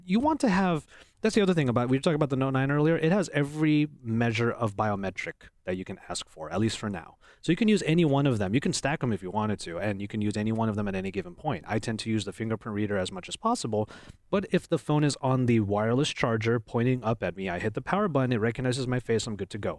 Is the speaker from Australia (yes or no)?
no; Philippines; I'm Filipino